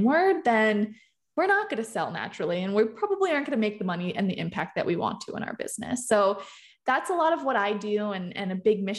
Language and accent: English; Boston, Massachusetts, United States; I'm from Boston